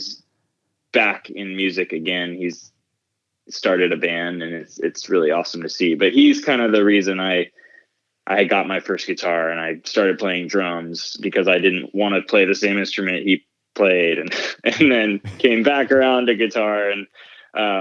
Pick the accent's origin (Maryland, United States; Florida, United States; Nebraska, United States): Florida, United States; West Palm Beach; moved away as an adult; also born or lived in St. Augustine, Florida; now in Nashville, United States; I grew up in South Florida, West Palm Beach, went to an arts high school there